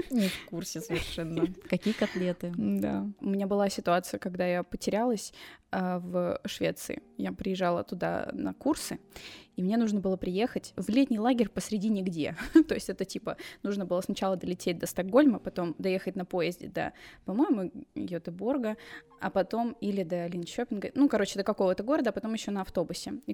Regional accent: England, United Kingdom; Russian is a second language; я, я из Англии

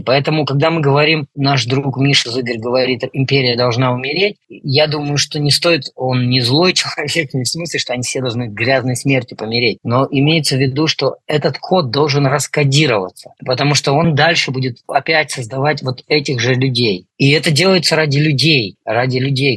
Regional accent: Russia; now in Poland; я вырос на Байкале

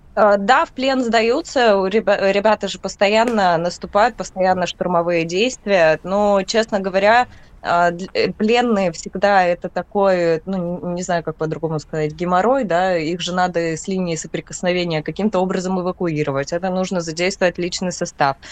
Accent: Donetsk Oblast, Ukraine; так как я сама отсюда, э, я из Донецкой области

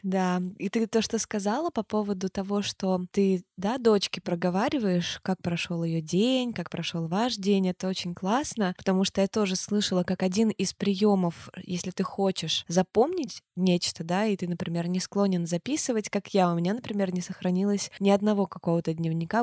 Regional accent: Turkmenistan; Я же родилась в Туркмении. У нас там очень жарко, это южная страна

